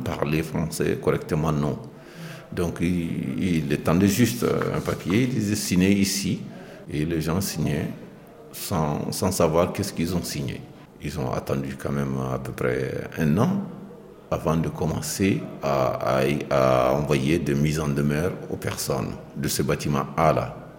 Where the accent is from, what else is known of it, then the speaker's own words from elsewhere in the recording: Mali; moved away as an adult; now in France; Je suis originaire du Mali